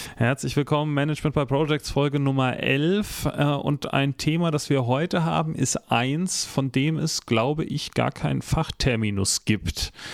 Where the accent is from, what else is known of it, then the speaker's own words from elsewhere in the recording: Northern Germany, Germany; ich komme aus Norddeutschland